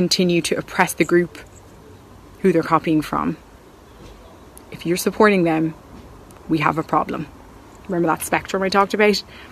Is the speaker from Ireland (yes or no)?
yes; Ireland; as Irish people